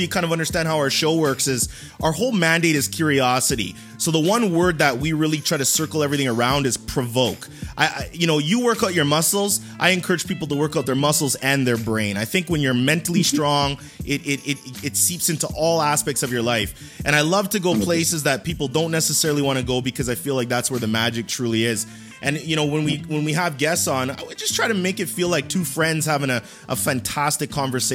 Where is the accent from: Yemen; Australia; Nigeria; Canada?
Canada; I'm Canadian